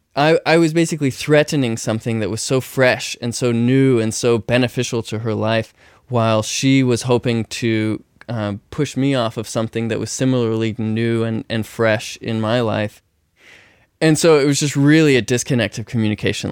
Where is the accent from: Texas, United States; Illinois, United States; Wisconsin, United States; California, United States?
Texas, United States; I grew up in Texas